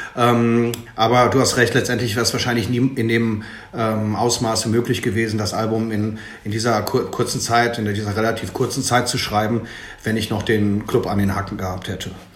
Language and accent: German; Ruhr area, North Rhine-Westphalia, Germany; Ich komme jetzt hier aus dem Ruhrgebiet